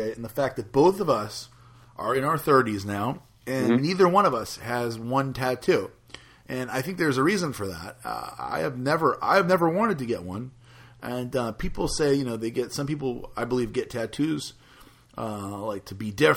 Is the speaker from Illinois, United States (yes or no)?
no; New Orleans, Louisiana, United States; I'm from New Orleans, and New Orleans is not like a typical Southern city